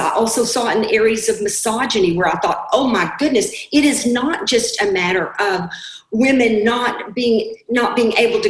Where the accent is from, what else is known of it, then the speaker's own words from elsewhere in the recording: Arkansas, United States; I was raised in Arkansas in the 60s.